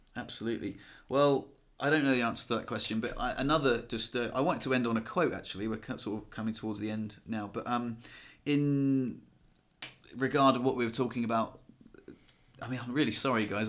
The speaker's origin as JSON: {"language": "English", "region": "England", "country": "United Kingdom", "moved": "yes", "lives_now": "France", "said": "we're English and we live in France"}